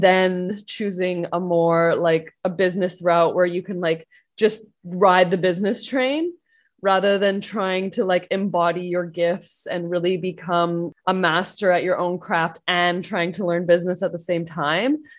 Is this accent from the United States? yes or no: no; Canada; I'm Canadian